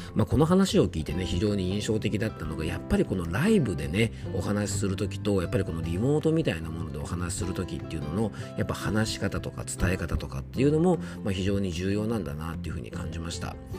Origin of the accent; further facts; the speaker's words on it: Yamanashi, Japan; 僕の地元山梨県出身の落語家さんんなんですね